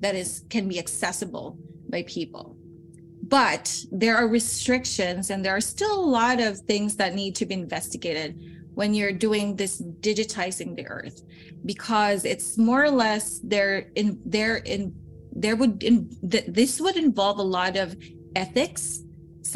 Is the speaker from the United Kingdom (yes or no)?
no; Philippines; moved away as an adult; also born or lived in Salzburg, Austria; now in Europe; I come from the Philippines